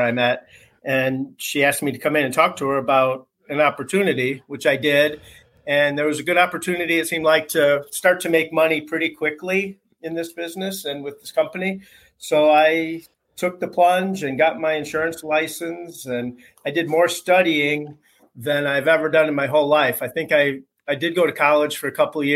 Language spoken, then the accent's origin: English; Michigan, United States; moved away; also born or lived in Indianapolis / Florida; I'm from Michigan originally.